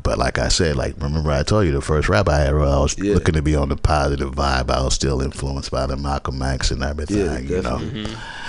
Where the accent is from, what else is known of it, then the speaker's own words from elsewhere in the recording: Georgetown, Demerara-Mahaica, Guyana; Guyana, Georgetown, Guyana.